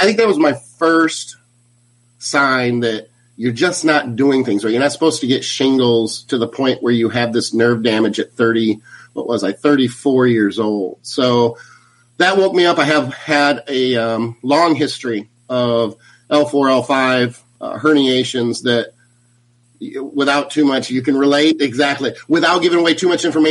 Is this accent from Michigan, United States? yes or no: yes; Battle Creek, Michigan, United States; moved away; I'm originally from Michigan, from Battle Creek, Michigan.